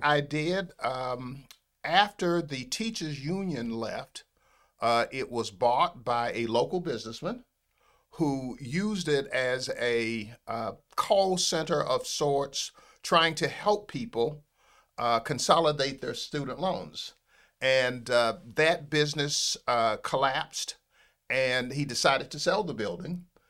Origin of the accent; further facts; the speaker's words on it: Pompano Beach, Florida, United States; I, uh, am a Broward County native. I'm one of those, uh, rare people who was born in Broward County. I was born in Pompano Beach, Florida